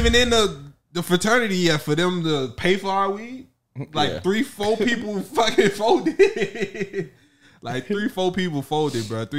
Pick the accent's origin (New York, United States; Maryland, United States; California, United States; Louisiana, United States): Louisiana, United States; New Orleans; moved away